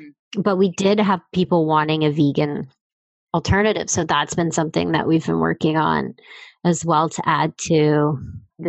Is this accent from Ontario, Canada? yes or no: yes; Stratford, Ontario, Canada; my hometown, Stratford.